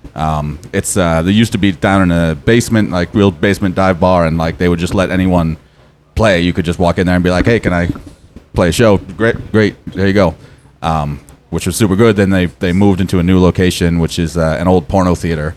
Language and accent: English; Portland, Maine, United States; I was born in Portland in a uh, long time ago. And uh, uh, yeah, I lived there all my life